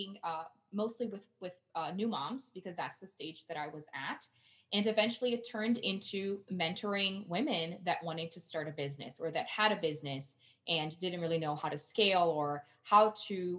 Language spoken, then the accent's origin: English; Brazil; English is a second language; now in Colorado, United States; I'm originally from Brazil